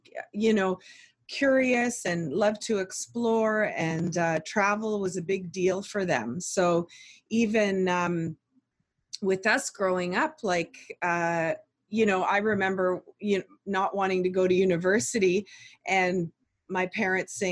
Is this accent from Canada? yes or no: yes; Oakville, Ontario, Canada; we grew up in Oakville and went to a great school.